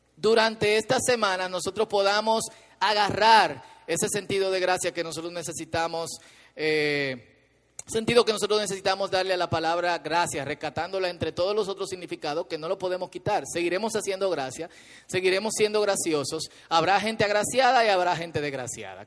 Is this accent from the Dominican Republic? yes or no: yes; Dominican Republic; somos dominicanos